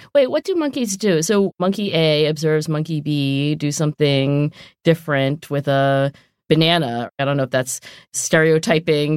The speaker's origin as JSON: {"language": "English", "region": "southern New Jersey", "country": "United States", "also_born_or_lived": "Oxford / Philadelphia", "moved": "yes", "said": "I am from southern New Jersey"}